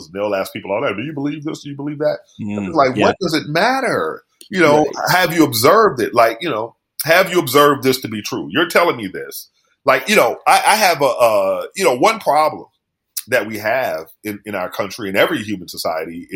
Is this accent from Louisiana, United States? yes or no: yes; New Orleans, Louisiana, United States; that's my childhood. I was born in East New Orleans